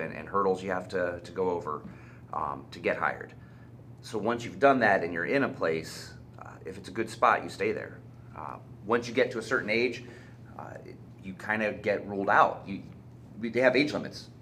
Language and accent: English; Mogadore, Ohio, United States; I grew up in Mogador. I live in Mogador now.